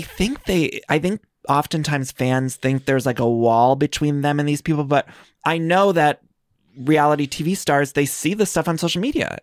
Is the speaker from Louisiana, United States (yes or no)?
no; Northeast Ohio, United States; moved away as an adult; also born or lived in Chicago; I'm from Northeast Ohio, and then, uh, I moved to Chi-, Chicago, and then I moved here